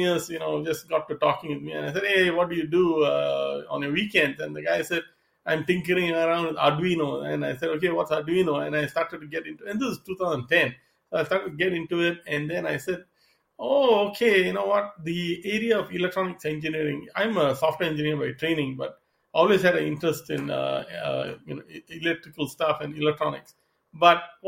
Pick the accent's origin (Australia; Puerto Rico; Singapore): Singapore; moved away as an adult; also born or lived in East Coast, United States / Seattle / Southern California; now in United States; I'm originally from Singapore. I came to the U.S. to study and then started my career on the East Coast.